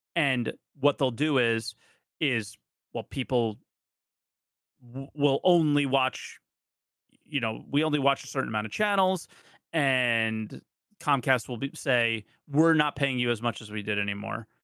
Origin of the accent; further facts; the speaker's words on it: New Jersey, United States; I grew up in New Jersey